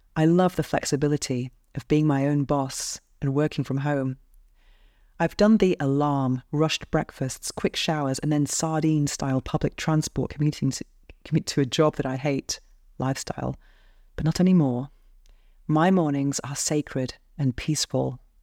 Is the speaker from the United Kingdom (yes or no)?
yes; United Kingdom; now in Barcelona, Spain; I'm British, and I live alone in a shoebox penthouse apartment by the beach in Barcelona, Spain.